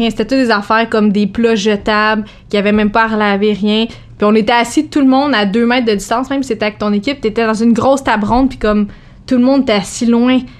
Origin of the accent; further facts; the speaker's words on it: Joliette, Quebec, Canada; Moi, je viens de Joliette